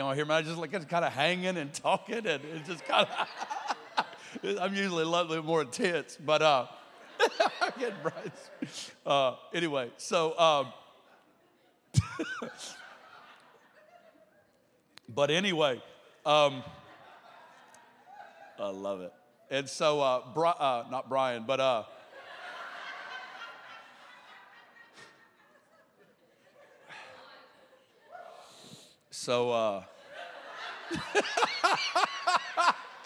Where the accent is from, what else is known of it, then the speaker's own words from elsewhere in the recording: Arkansas, United States; accent: Arkansas; I'm an Arkansas boy, and so born and raised